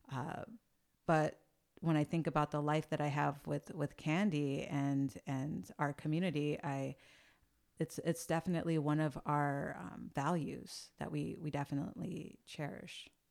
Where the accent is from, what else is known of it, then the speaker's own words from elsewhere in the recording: San Jose, California, United States; also born or lived in San Francisco; I am, uh, born and raised in the Bay Area.